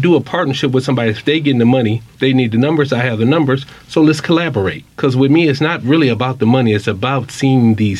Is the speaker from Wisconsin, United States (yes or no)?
yes; Wisconsin, United States; I grew up in Wisconsin